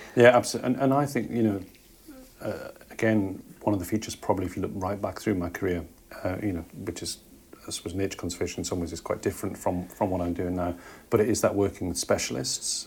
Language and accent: English; Jarrow, North East England, United Kingdom; my hometown, which is a place called Jarrow in the northeast of England